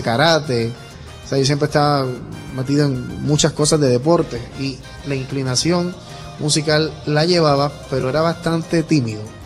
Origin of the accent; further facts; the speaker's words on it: Isabela, Puerto Rico; yo estuve en, en la banda escolar de, de Isabela, mi pueblo, como por 5 o 6 años.